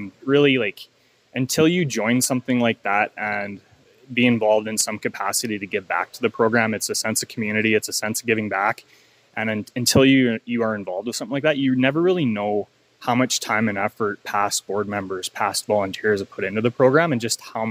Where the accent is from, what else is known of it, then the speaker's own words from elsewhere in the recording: Lethbridge, Alberta, Canada; I grew up in Lethbridge, got to go through Little League